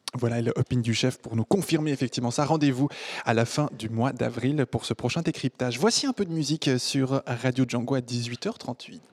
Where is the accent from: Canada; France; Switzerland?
Switzerland; French-speaking Switzerland, Romandy; chez nous, en Suisse romande